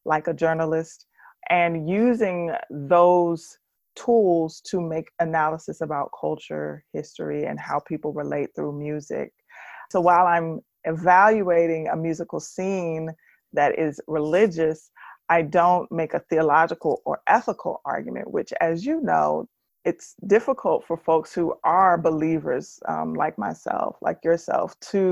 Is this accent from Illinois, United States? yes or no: no; Washington, District of Columbia, United States; I'm from Washington, D.C., the D.C. area proper, Northeast D.C.